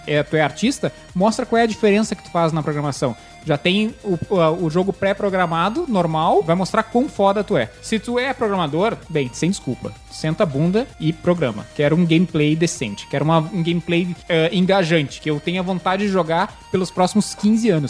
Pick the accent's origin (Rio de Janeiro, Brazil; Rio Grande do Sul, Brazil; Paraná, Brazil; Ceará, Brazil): Rio Grande do Sul, Brazil; Porto Alegre; now in São Paulo, Brazil; Eu sou de Porto Alegre.